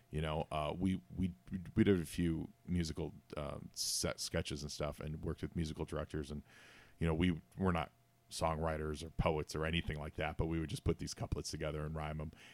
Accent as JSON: {"language": "English", "town": "Chicago", "region": "Illinois", "country": "United States", "said": "I'm from Chicago and I'm a huge Bears fan."}